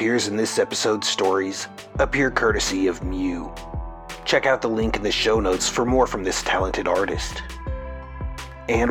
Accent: Missouri, United States; I am from Missouri

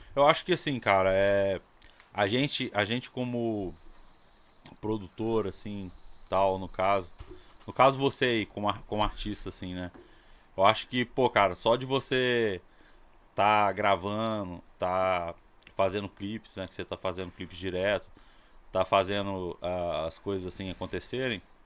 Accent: Ouro Preto, Minas Gerais, Brazil; moved away as an adult; Eu sou de Minas, cara. Eu sou de Ouro Preto. Eu mudei pra cá em 2000, 2000

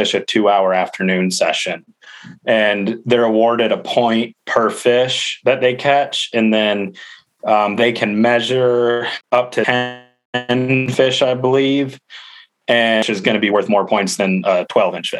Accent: Grand Rapids, Michigan, United States; I was born in Grand Rapids, Michigan. Lived in an absolute sportsman's paradise

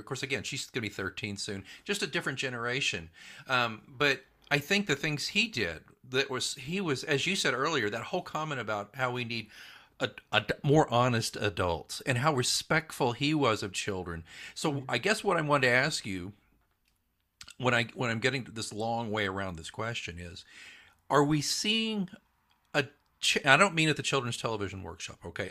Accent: Midwest City, Oklahoma, United States; I grew up in Oklahoma

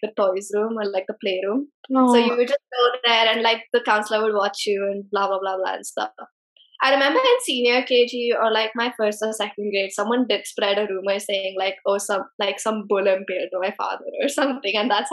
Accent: Pune, Maharashtra, India; being a single child in a growing up in Pune

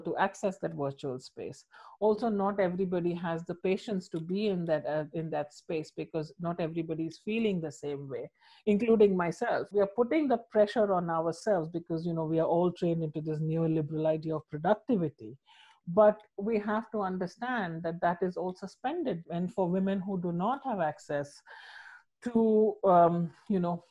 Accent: India; moved away; I'm from India. My mom lives in India

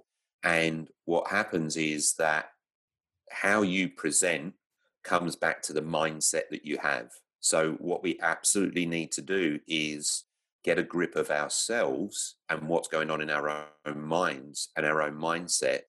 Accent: London, United Kingdom; moved away as an adult; now in Victoria, Australia; I grew up in London

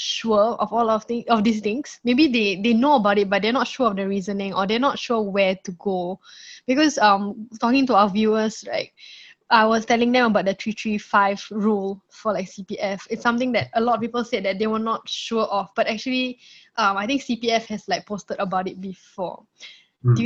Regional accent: Singapore; I'm from Jurong

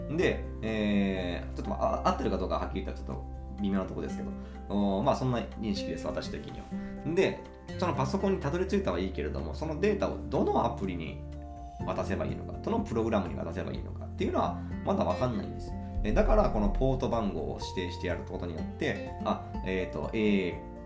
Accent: Imabari, Ehime, Japan; 今治市、私の地元ですね、愛媛県今治市

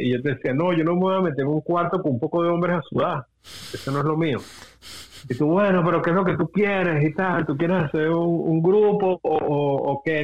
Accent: Venezuela; nosotros como venezolanos

